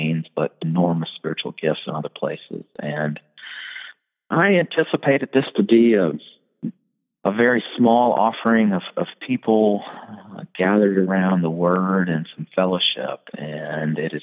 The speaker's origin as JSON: {"language": "English", "town": "Charlotte", "region": "North Carolina", "country": "United States", "tie": "born or raised there", "lives_now": "Asheville, United States", "said": "I grew up in Charlotte"}